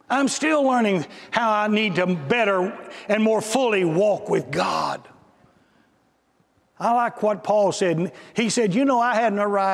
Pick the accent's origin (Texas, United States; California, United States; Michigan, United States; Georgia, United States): Texas, United States; I'm from Texas